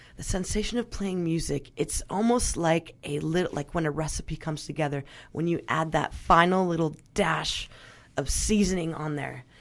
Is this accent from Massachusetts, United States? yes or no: no; Glen Ellen, California, United States; also born or lived in Mexico; So, I grew up in Glen Ellen, which is, and I went to Dunbar, which is a very artsy kinda little town.